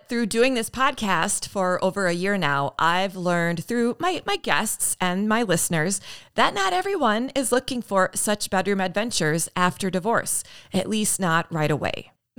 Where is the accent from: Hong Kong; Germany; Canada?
Canada; born there; You know, I was born, I think I shared with you, I was born in Canada.